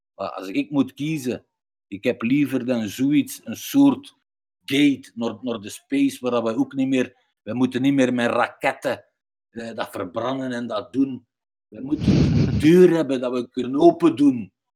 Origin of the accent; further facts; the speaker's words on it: Belgium; ik ben ook half Turks, half Belgisch